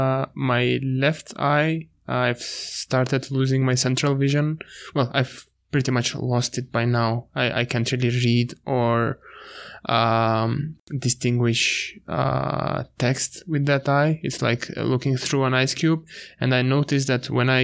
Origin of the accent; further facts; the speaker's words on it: North Macedonia; I come from Macedonia.